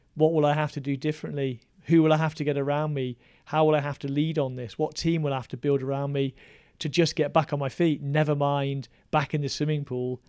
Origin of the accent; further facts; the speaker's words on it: West Midlands, United Kingdom; I grew up in the West Midlands, yeah. very working class town